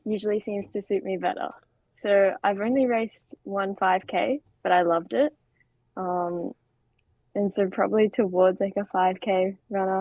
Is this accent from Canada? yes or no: no; Australia; my home country